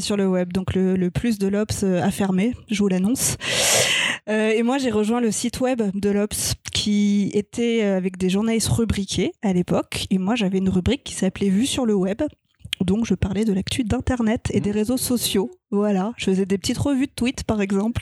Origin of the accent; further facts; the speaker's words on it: Strasbourg, Grand Est, France; moved away; also born or lived in Paris; je suis née à Strasbourg, j'ai déménagé à Paris et je suis retournée à Strasbourg pour faire mes études de journalisme